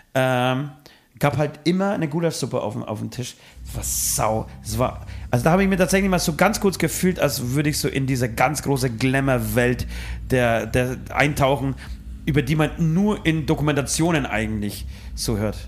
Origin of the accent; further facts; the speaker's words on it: Poland; moved away; ich als Pole